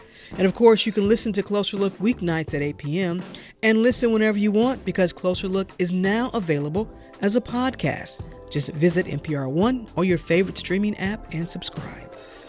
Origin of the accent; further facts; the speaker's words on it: St. Louis, Missouri, United States; I'm from St. Louis, from Missouri